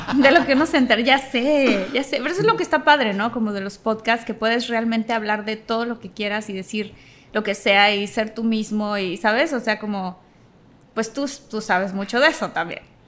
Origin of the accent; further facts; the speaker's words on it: Tabasco, Mexico; moved away as an adult; also born or lived in Mexico City; soy de Tabasco, del sureste de la República Mexicana